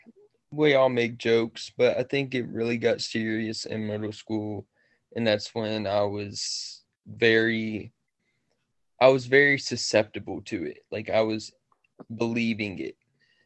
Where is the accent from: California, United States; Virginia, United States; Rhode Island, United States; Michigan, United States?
Virginia, United States; Staunton; I'm from Stanton, Virginia